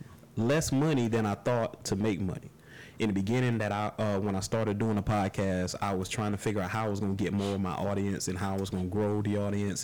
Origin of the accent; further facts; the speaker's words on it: Tampa, Florida, United States; Here in Temple.